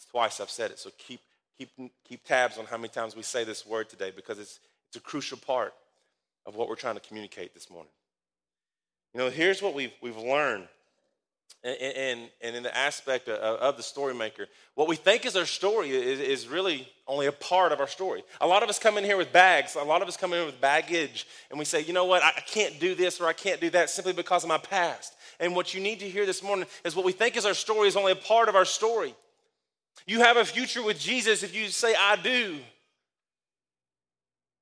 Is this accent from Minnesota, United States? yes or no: no; Danville, Kentucky, United States; where I grew up, and this is where my hometown is. This is it, Danville, Kentucky